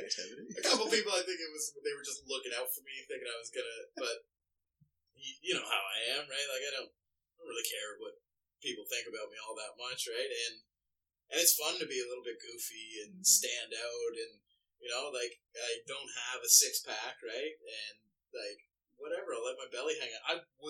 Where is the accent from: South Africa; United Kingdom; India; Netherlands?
United Kingdom; Because I am so British that, like... Mm. I'm clear. Like, I'm a shade above clear.